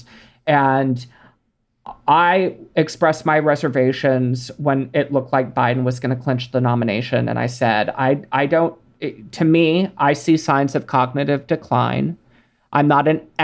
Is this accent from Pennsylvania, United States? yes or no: no; Texas, United States; I grew up in Texas